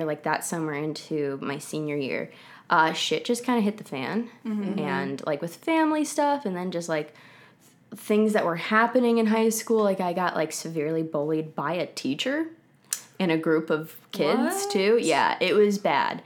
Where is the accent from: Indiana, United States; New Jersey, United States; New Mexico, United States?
New Jersey, United States; also born or lived in Florida; now in Los Angeles, United States; I'm originally from New Jersey.